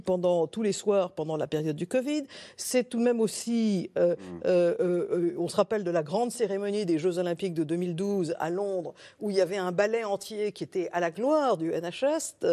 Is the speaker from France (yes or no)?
yes; France; en tant que Français